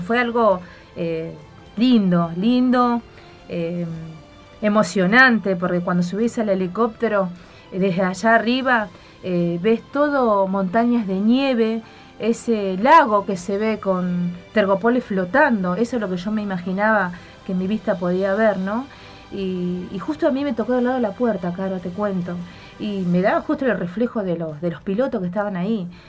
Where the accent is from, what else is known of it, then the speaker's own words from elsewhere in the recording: Santa Fe, Argentina; moved away as an adult; now in Antarctica; soy oriunda de Santa Fe